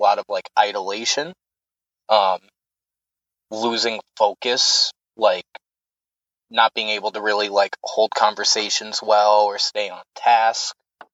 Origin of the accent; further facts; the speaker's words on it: the South, United States; moved away; also born or lived in upstate New York; I grew up in the South, Baptist family, military family